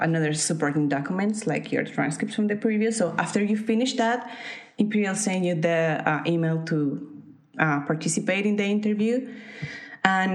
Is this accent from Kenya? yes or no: no; Colombia; moved away as an adult; now in United Kingdom; I was working full-time in my home country, in Colombia